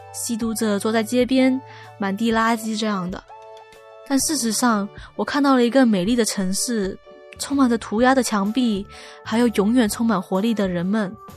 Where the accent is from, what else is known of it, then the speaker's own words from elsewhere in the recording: Hong Kong; 作为土生土长的香港人